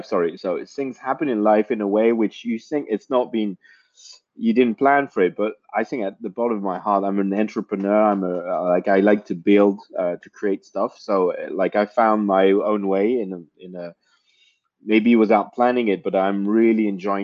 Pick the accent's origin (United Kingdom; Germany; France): France; I was born and raised in France